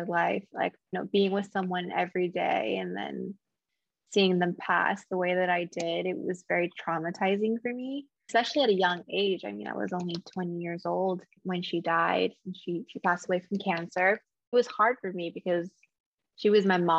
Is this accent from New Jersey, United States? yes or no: yes; New Jersey, United States; moved away as an adult; now in Los Angeles, United States; So I was born and raised in New Jersey